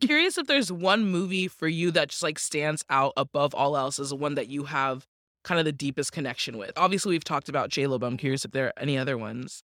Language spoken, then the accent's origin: English; Washington, United States; born and raised in Washington State